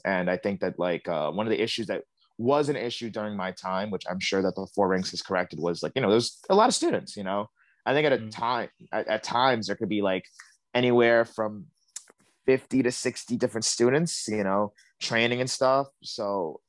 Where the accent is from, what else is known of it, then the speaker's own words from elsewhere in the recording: New York City, New York, United States; I grew up in Bed-Stuy my whole life